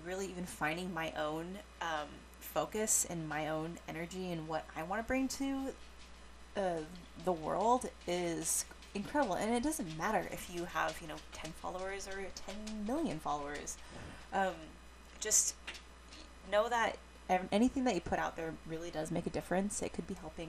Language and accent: English; Washington, United States; I grew up and live in Washington State